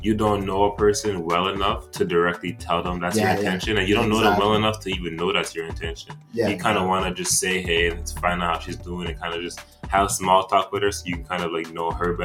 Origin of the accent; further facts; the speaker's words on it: Montreal, Quebec, Canada; also born or lived in Democratic Republic of the Congo; I grew up in Montreal